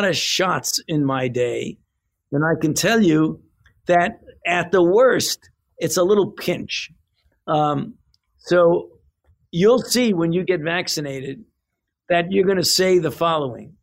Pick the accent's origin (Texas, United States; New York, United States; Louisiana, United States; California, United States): New York, United States; New York City; my favorite place in Brooklyn is where I used to go when I was a child in the summer